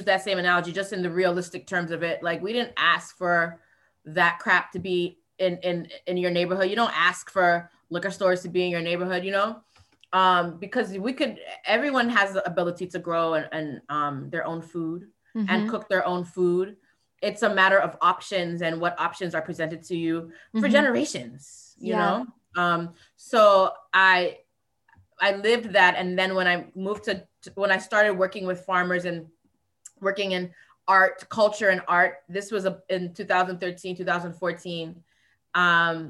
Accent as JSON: {"language": "English", "region": "Florida", "country": "United States", "tie": "born or raised there", "also_born_or_lived": "Virgin Islands", "said": "I grew up in South Florida and in the Virgin Islands."}